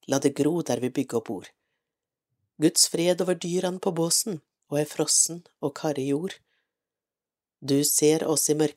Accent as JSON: {"language": "Norwegian", "region": "Nordland", "country": "Norway", "tie": "born or raised there", "said": "ettersom jeg selv er nordlending, født og oppvokst i Lofoten. Det føles for meg som om hver setning er skrevet om min barndomstilværelse. Jeg er født under krigen"}